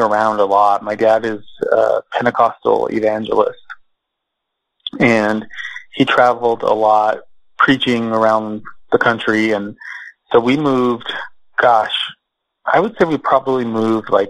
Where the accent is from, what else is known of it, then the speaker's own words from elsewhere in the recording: Socorro, New Mexico, United States; also born or lived in Texas; I was born in Socorro, New Mexico, which is a small town.